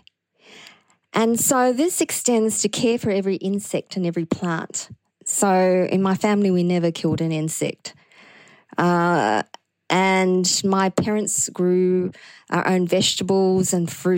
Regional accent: Sydney, New South Wales, Australia; I grew up in Liverpool.

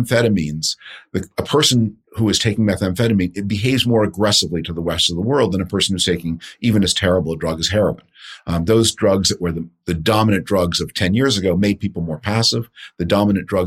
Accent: Toronto, Ontario, Canada; I grew up in Toronto in the 60s and 70s, and it was a much smaller city in those days

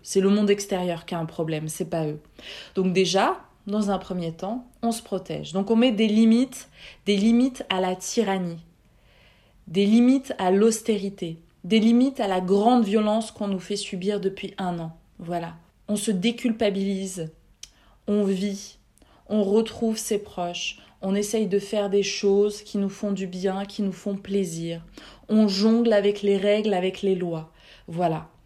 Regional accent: France; Je suis née en France, j'ai fait mes études en France, j'y travaille depuis quatorze ans

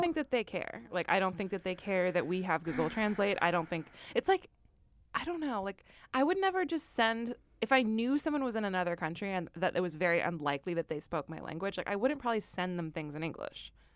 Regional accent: Midwest, United States; I'm from the Midwest

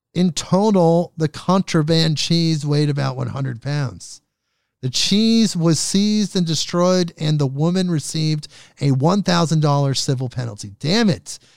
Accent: Oregon, United States; my home state here, Oregon.

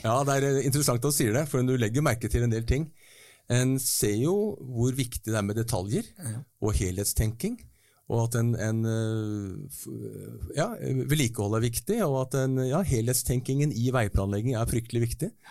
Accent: Norway

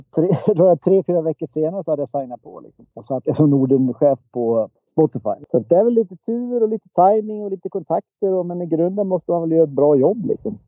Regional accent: Dalarna County, Sweden; accent: dalmål; now in Stockholm, Sweden; jag är från Dalarna som ni hör. Det är gött med lite dalmål.

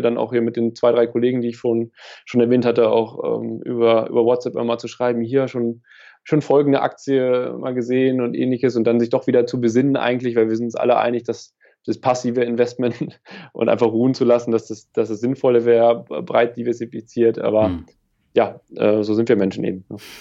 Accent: Lower Saxony, Germany; Niedersachsen ist äh, meine Heimat. Ja. Mhm. Ähm, ich komme vom Dorf hier

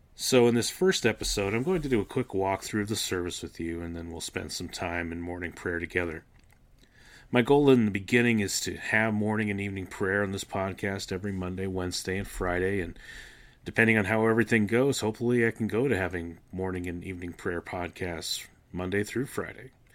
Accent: Canada; I grew up in Canada, attending the Anglican Church

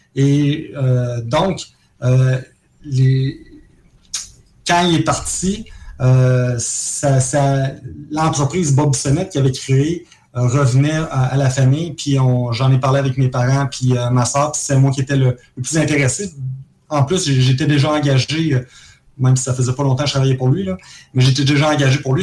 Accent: Jouvence, Quebec, Canada; also born or lived in Caracas, Venezuela / Trois-Rivières; on vient de Jouvence, euh, toute la gang. On a, on a vécu à Caracas pendant trois ans, euh, quand on était très jeunes

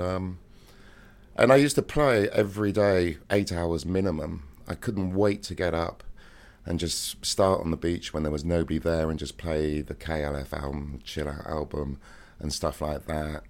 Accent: Cheltenham, South West England, United Kingdom; moved away; my hometown, Cheltenham, in Gloucestershire

